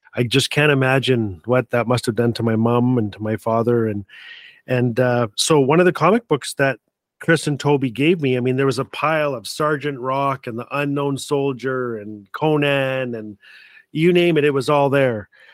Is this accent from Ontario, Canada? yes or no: no; Fort Smith, Northwest Territories, Canada; also born or lived in Calgary, Alberta; now in Edmonton, Canada; I live in Edmonton, Alberta, Treaty Six Country, and I was born and raised in the most beautiful little town in all of Canada, Fort Smith, Northwest Territories